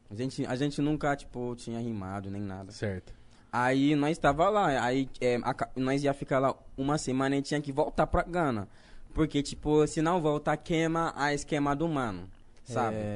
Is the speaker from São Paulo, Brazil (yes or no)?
yes; Osasco, São Paulo, Brazil; sou de Osasco